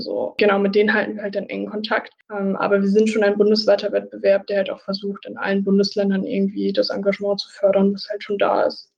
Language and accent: German; Münster, North Rhine-Westphalia, Germany; moved away as an adult; now in Jena, Germany; Also ich komme eigentlich so aus dem Raum Münster, im Norden von NRW